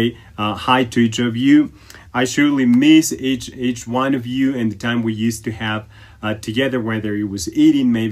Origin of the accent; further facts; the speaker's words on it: Ecuador; moved away; During my stay here in Ecuador, my home country